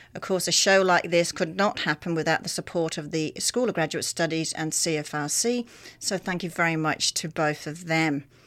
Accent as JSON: {"language": "English", "country": "Australia", "moved": "yes", "said": "coming from Australia, 'cause we had similar issues in Australia"}